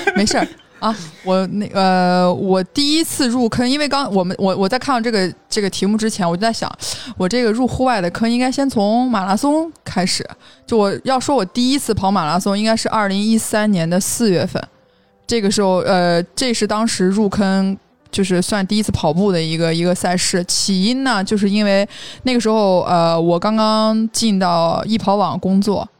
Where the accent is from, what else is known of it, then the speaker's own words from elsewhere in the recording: Xinjiang, China; 我从小在新疆长大